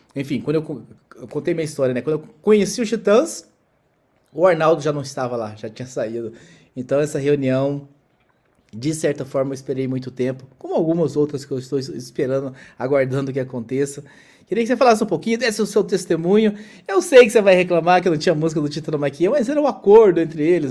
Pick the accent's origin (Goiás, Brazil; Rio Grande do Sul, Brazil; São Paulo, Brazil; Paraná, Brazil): Goiás, Brazil; interior of; eu, nasci em Goiás, no interior de Goiás